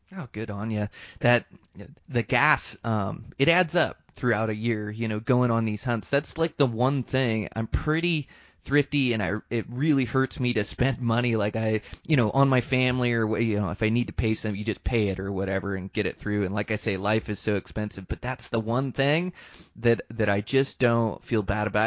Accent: Montana, United States; moved away; Montana, my home state

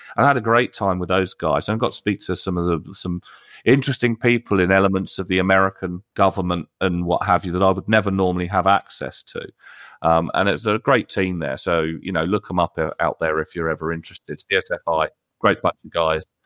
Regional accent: United Kingdom; I'm British

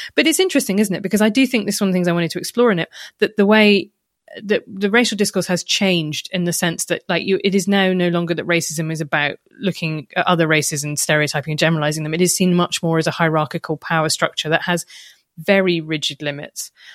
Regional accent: United Kingdom; when I was growing up in Britain

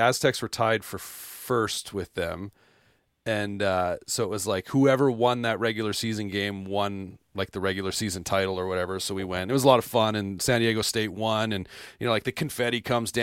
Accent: Canada; I'm from Canada

